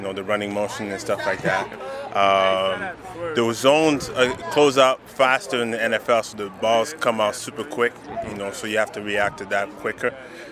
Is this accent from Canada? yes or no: yes; Montreal, Quebec, Canada; I'm from Montreal